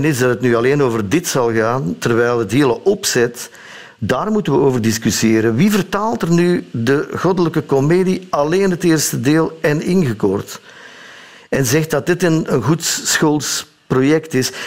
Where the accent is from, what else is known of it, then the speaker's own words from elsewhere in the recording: Sint-Niklaas, Flanders, Belgium; Ik ben geboren in Sint-Niklaas, de stad